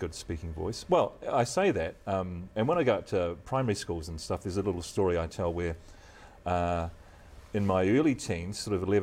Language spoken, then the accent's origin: English; Christchurch, Canterbury, New Zealand; moved away; I grew up in Christchurch, of course, and have maintained that loyalty.